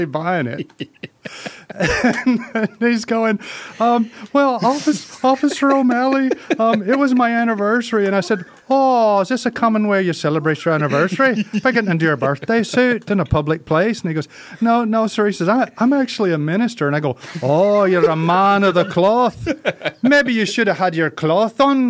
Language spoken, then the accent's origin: English; Mississippi, United States; Let me put my real voice on here. I'm from Mississippi